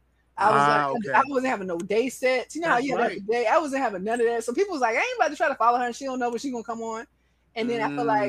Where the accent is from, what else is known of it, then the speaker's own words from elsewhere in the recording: Atlanta, Georgia, United States; I'm from Atlanta